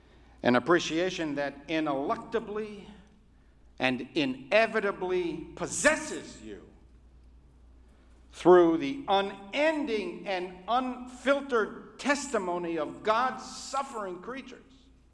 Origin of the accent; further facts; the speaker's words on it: Afghanistan; born there; the only difference between you and me is that I was born in Afghanistan.